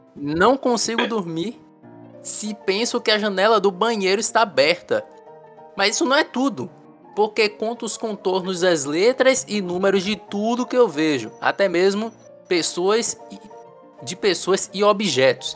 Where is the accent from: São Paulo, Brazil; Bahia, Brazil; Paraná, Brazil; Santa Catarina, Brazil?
Bahia, Brazil; Salvador; eu sou de Salvador